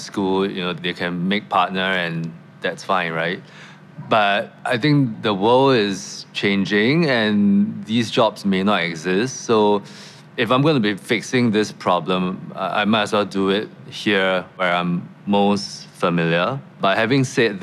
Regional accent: Singapore; I grew up in Singapore

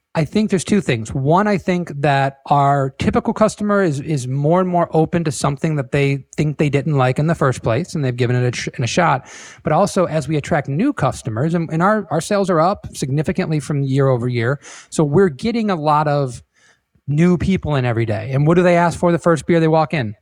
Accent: St. Clair Shores, Michigan, United States; now in Florida, United States; my hometown around Saint Clair Shores, Michigan, just outside of Detroit

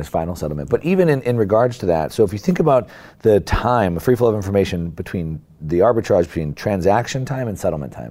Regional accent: Southern California, United States; I've been an action sports guy my whole life growing up in Southern California.

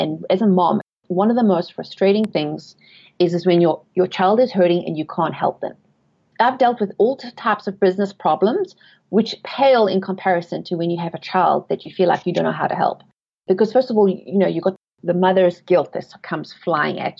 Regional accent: South Africa; moved away as an adult; also born or lived in England; now in United States; I was born and raised in South Africa, and I've lived in England, but I have been in the USA for 12 years now.

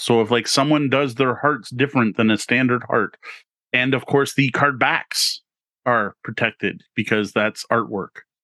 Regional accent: Canada; being Canadian

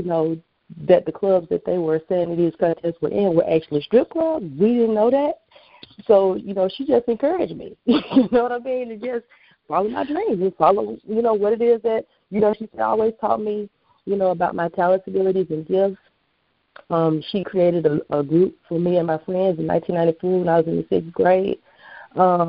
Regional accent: Atlanta, Georgia, United States; I am a Atlanta native

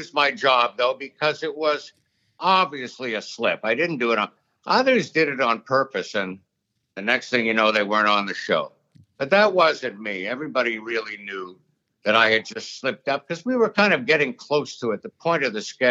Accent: Thunder Bay, Ontario, Canada; now in New York, United States; up in Thunder Bay in Canada in my day

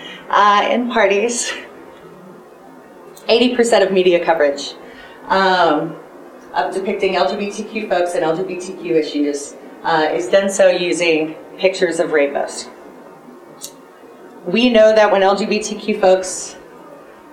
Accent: Toledo, Ohio, United States; now in Denver, United States; Growing up in Northwest Ohio. In a Rust Belt blue collar. I think it's technically still considered a city. Toledo, Ohio

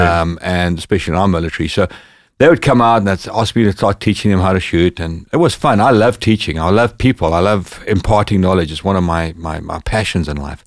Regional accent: Bulawayo, Zimbabwe; moved away; my hometown, which was in the south of Zimbabwe, called Bulawayo.

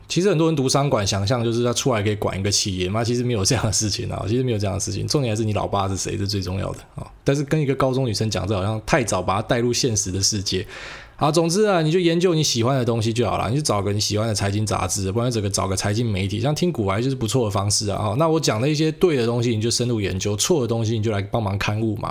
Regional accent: Taiwan; 我是台湾人嘛，我就讲台湾事

